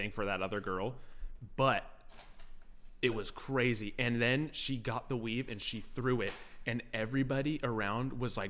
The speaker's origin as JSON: {"language": "English", "town": "San Dimas", "region": "California", "country": "United States", "tie": "born there", "said": "To answer your question, I was born in San Dimas, California."}